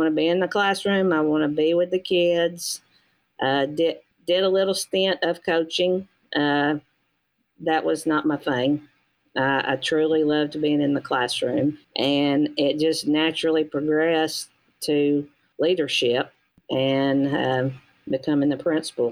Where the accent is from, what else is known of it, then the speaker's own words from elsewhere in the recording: United States; I was born in Walker County. I was educated in Walker County. And I live in Walker County